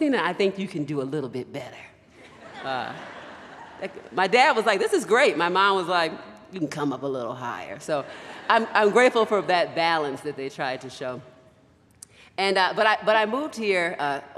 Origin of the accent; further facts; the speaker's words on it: Baltimore, Maryland, United States; moved away; also born or lived in West Michigan; I grew up in Baltimore, Maryland, on the East Coast of the United States.